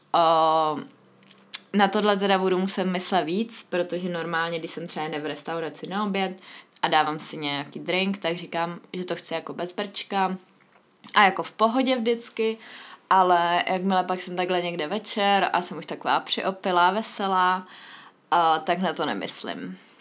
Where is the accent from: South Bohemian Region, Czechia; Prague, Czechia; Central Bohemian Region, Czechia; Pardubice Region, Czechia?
Central Bohemian Region, Czechia; Mladá Boleslav; moved away; jsem původně z Mladé Boleslavy